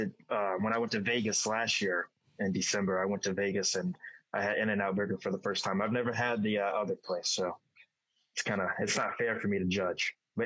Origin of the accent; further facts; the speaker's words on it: Dubai, United Arab Emirates; now in United States; because my origins is I'm from Dubai. I reside in Dubai. I live wherever I want. Obviously, I'm in the United States right now.